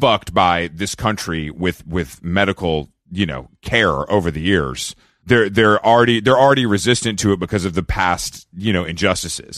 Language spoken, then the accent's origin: English; Georgia, United States; moved away; I'm from Georgia